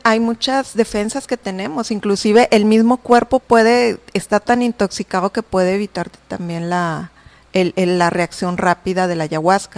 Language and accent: Spanish; Guadalajara, Jalisco, Mexico; soy de Guadalajara, me tocaban las clínicas en Guadalajara